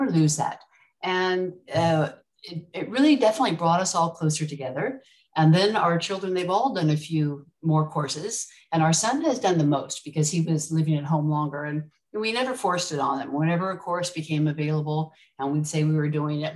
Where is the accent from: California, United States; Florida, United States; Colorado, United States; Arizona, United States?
California, United States; moved away as an adult; now in Mauritius; I grew up in California